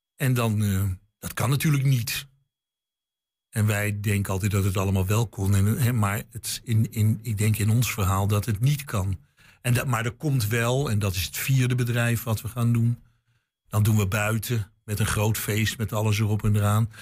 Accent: Amsterdam, North Holland, Netherlands; born or raised there; moved away

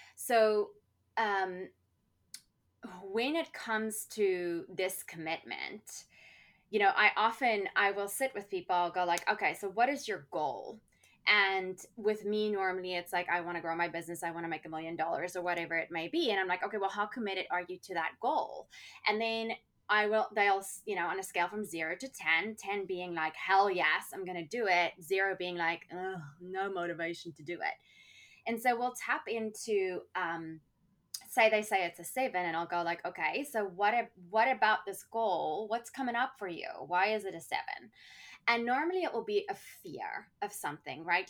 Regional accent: South Africa; growing up in South Africa, we had apartheid

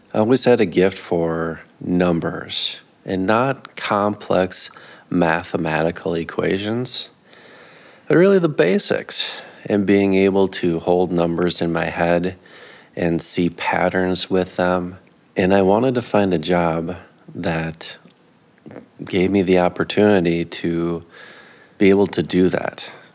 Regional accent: Minneapolis, Minnesota, United States; now in Grand Rapids, United States; I grew up in in the Twin Cities

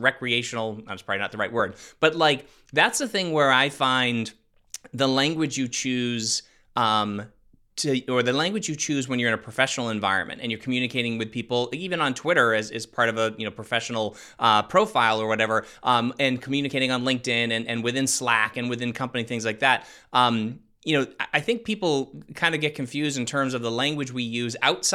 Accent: Northeast United States, United States; I'm from the Northeast, so in Northeast United States

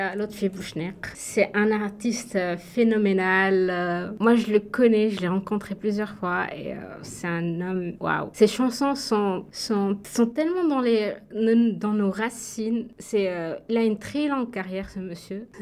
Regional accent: Bizerte, Bizerte Governorate, Tunisia; moved away as an adult; now in Canada; je viens de Bizerte, c'est au nord de la Tunisie.

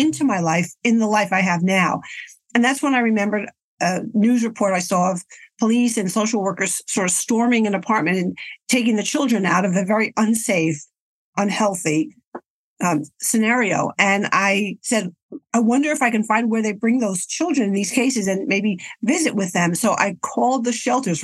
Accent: New York, United States; I was born and raised in New York in a very, very traditional Italian family.

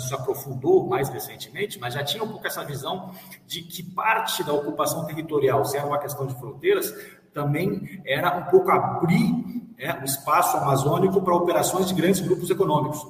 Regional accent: South Region, Brazil; accent: southern; now in Goiás, Brazil; eu tenho origem do Sul, talvez o meu sotaque já tenha revelado isso

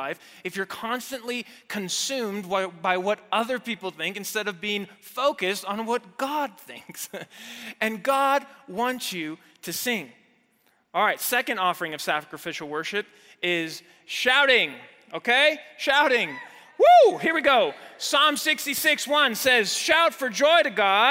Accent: Mexico City, Mexico; moved away as an adult; now in United States; I grew up there, I was born and raised in Mexico City. I didn't move to the States until college

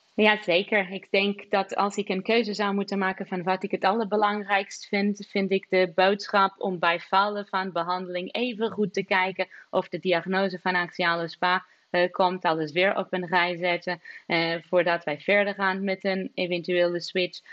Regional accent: Lisbon, Portugal; now in Maastricht, Netherlands; Lissabon zal altijd de stad zijn waar ik geboren ben en zal altijd een beetje als thuis voelen.

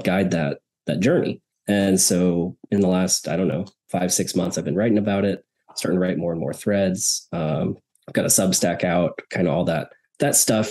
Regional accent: Snohomish, Washington, United States; moved away; I grew up in the Seattle area in a little town called Snohomish

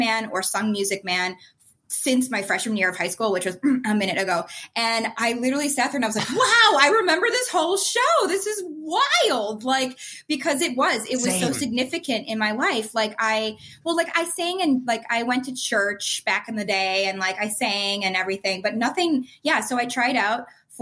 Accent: Chicago, Illinois, United States; I grew up in Chicago

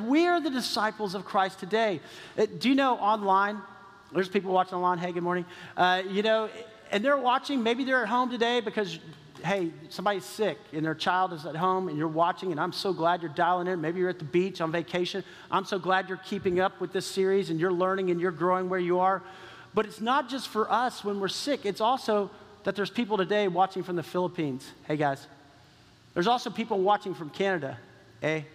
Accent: Texas, United States; I grew up in Texas

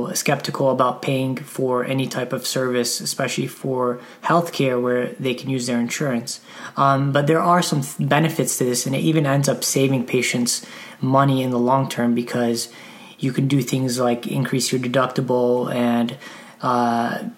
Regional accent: Detroit, Michigan, United States; Detroit, Michigan, which is my hometown

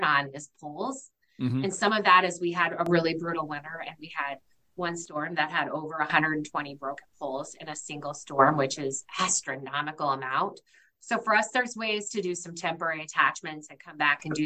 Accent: Iowa and Minnesota, Midwest, United States; now in New Hampshire, United States; I'm from the Midwest. In fact, grew up in Iowa and Minnesota

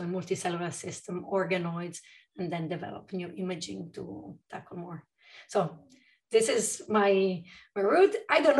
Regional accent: Brussels, Brussels-Capital Region, Belgium; moved away as an adult; also born or lived in Luxembourg; I was born in Belgium, and I lived between Belgium and Luxembourg most of my life. I did finished high school in Brussels at the European School because my parents worked at the EU, and then I moved to Italy for chemistry.

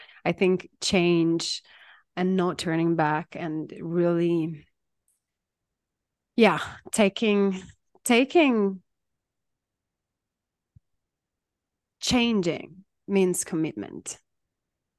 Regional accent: Italy; I'm Italian

